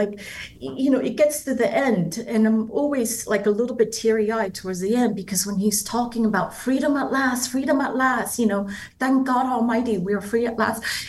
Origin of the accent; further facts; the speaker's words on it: Kaohsiung, Taiwan; also born or lived in Taipei; A lot of people don't know this about me, but I grew up in the Taiwanese countryside in Kaohsiung. At that time, it was still a county.